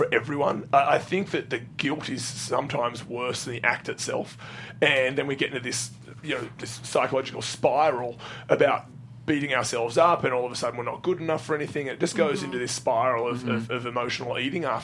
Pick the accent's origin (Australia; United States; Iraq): Australia; I'm Australian